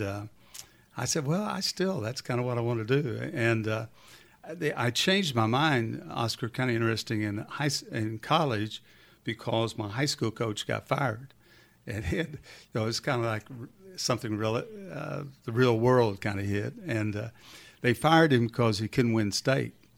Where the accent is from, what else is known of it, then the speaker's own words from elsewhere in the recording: Duncan, Oklahoma, United States; moved away as an adult; also born or lived in Lexington, Kentucky; you couldn't pick a better, better little town to grow up in.